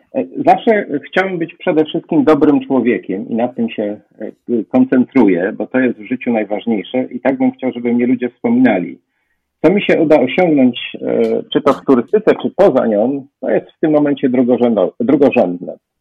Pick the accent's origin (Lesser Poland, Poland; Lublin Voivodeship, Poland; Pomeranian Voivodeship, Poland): Lesser Poland, Poland; Kraków; jestem z Krakowa